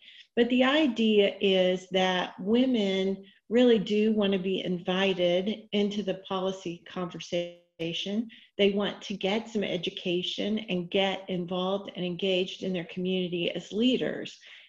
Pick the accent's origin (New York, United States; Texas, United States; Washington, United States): Texas, United States; Richardson; So with that, I grew up in Richardson, Texas.